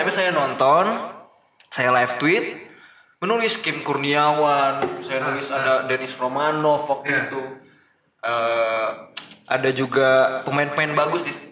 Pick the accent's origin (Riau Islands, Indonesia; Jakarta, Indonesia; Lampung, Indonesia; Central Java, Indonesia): Riau Islands, Indonesia; saya dari Kepulauan Riau.